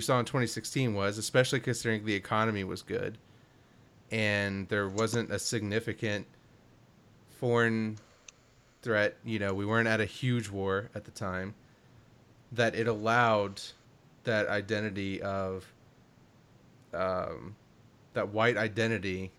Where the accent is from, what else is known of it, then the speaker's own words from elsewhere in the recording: Kentucky, United States; I grew up in Kentucky.